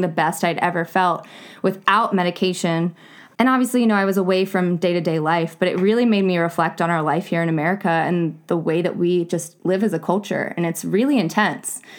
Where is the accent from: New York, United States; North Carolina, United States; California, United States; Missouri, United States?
North Carolina, United States; I was born, or I was raised in North Carolina